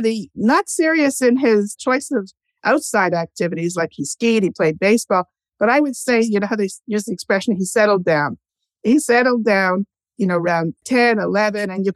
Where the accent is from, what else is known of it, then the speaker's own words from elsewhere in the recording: Canada; also born or lived in Montreal / Toronto; We lived in Montreal first. We're Canadian.